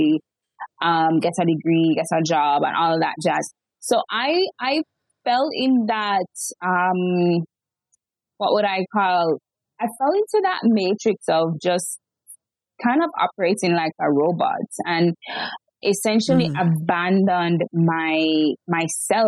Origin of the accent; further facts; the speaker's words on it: Jamaica; I'm born and raised in Jamaica